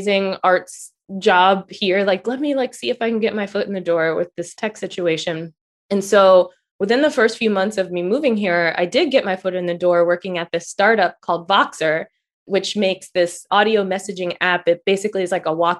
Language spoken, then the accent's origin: English; Philadelphia, Pennsylvania, United States; moved away as an adult; also born or lived in Washington, D.C. metropolitan area; when I grew up in Philly, I went to the performing arts high school there.